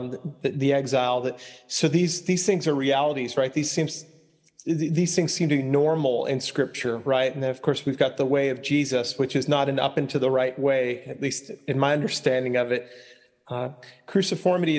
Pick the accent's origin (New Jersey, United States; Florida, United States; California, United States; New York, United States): New York, United States; Long Island; where I grew up on Long Island